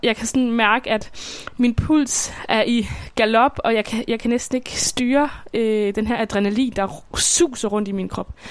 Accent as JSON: {"language": "Danish", "town": "Svendborg", "region": "Southern Denmark", "country": "Denmark", "tie": "born or raised there", "said": "jeg bor i Svendborg, som er min barndomsby på Sydfyn."}